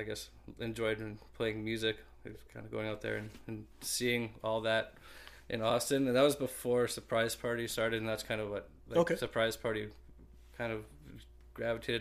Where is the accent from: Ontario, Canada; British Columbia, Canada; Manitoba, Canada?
Manitoba, Canada; Selkirk; now in Winnipeg, Canada; We're from Selkirk, so we moved to Winnipeg, and playing in that band with a bunch of high school friends